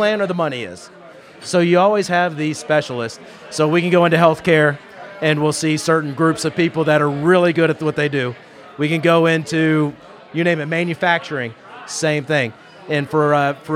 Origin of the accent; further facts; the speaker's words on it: Houston, Texas, United States; I grew up in Houston, so since I was a kid, really